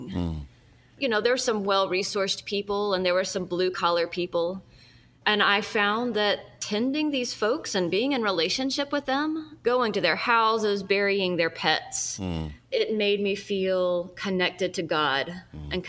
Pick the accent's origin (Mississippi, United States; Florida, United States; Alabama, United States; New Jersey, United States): Alabama, United States; Birmingham; also born or lived in Fayette, Alabama; I actually grew up in Birmingham, just down the road from where my church plant, the Abbey, is located